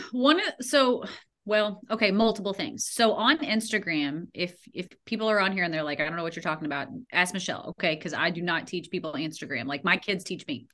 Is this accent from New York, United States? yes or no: no; Louisville, Kentucky, United States; my hometown of Louisville, Kentucky